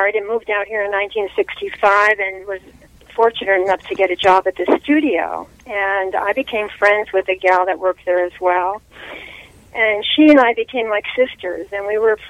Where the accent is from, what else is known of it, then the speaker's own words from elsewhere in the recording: New Jersey, United States; moved away as an adult; now in California, United States; I'm from New Jersey. And we moved to California in 1965